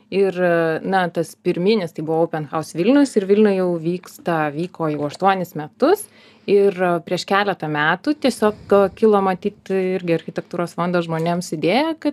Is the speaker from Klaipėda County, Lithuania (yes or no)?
no; Joniškis District, Šiauliai County, Lithuania; esu iš Joniškio rajono.